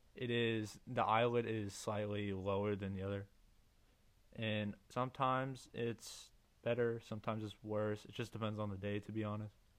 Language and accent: English; Missouri, United States; I'm from Missouri, USA